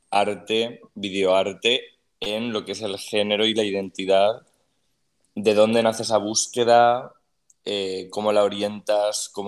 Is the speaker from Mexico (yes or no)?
no; Spain; now in Argentina